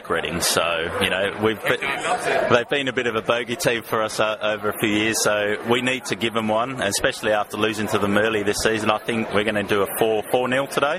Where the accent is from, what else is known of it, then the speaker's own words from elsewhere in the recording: Australia; also born or lived in Ealing, London; now in London, United Kingdom; I am from Australia